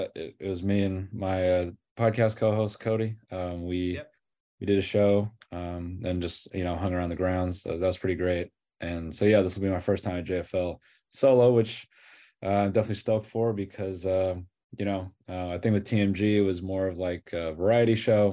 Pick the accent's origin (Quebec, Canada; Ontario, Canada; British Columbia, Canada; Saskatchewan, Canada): Ontario, Canada; Toronto; born there; So I was born in Toronto.